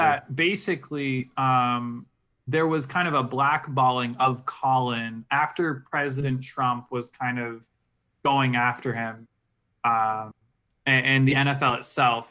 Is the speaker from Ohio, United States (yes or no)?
no; Virginia Beach, Virginia, United States; also born or lived in New York; now in Utah, United States; I'm from New York. I was born there, at least. I'm not, like, I didn't grow up there. I grew up in Virginia Beach